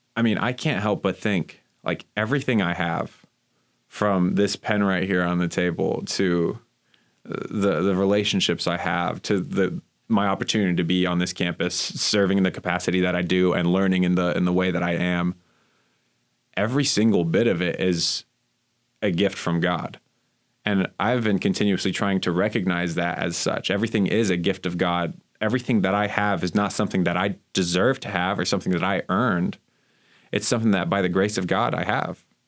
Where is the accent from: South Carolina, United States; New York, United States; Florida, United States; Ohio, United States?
Florida, United States; Miami; moved away as an adult; in my hometown in Miami